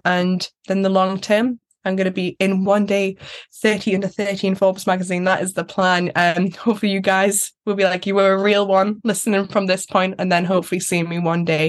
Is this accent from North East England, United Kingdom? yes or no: yes; Newcastle, North East England, United Kingdom; I just want to hop on that plane, go away, come back, because again, I'm a Geordie girl. I love Newcastle so much.